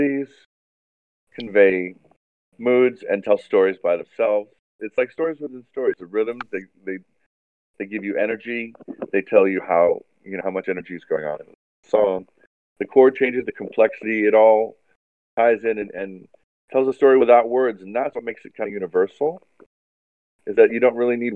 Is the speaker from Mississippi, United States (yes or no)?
no; Hawaii, United States; I was fascinated by the ocean and marine biology growing up in Hawaii